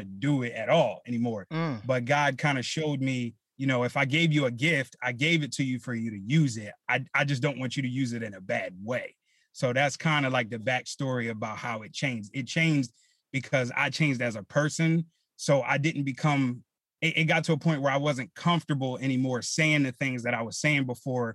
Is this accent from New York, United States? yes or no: no; Philadelphia, Pennsylvania, United States; growing up in Philly, in the neighborhood I grew up